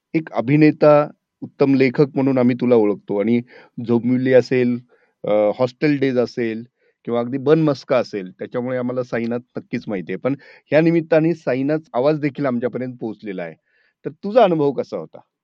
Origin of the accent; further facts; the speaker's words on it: Marathwada, Maharashtra, India; मी स्वतःही मराठवाड्यातला आहे